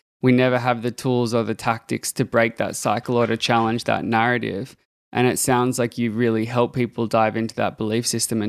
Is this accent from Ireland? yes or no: no; Australia; I'm from Australia.